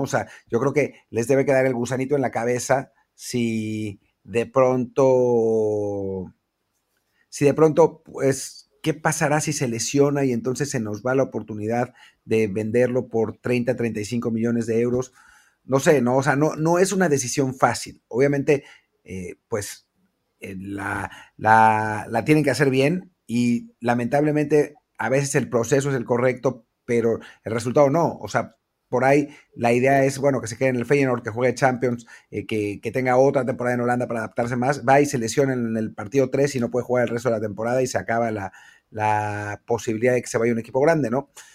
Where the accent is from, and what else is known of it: Mexico